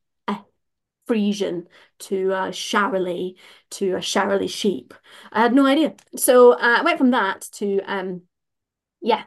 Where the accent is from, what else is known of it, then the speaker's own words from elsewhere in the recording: Glasgow, Scotland, United Kingdom; moved away as an adult; now in West Midlands, United Kingdom; I'm from Glasgow, but I'm currently living down in the West Midlands, like between Coventry and Birmingham.